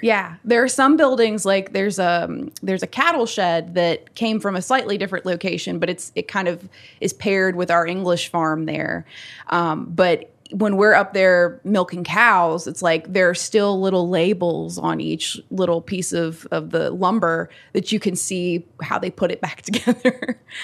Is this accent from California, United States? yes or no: no; Natural Bridge Station, Virginia, United States; moved away as an adult; now in Staunton, United States; I am from Rockbridge County, Virginia, specifically Natural Bridge Station